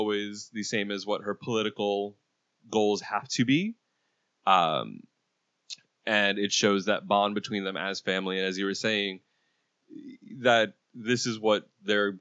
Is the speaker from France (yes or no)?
no; Puerto Rico; I'm Puerto Rican